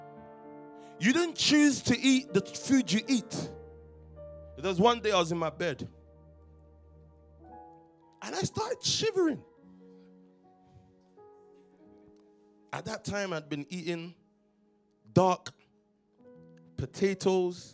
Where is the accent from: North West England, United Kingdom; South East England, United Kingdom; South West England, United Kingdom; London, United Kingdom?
London, United Kingdom; We grew up in Stockwell